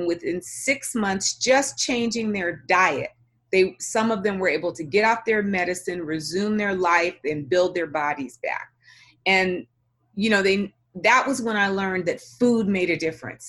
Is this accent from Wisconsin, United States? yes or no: no; Los Angeles, California, United States; I was born and raised in Los Angeles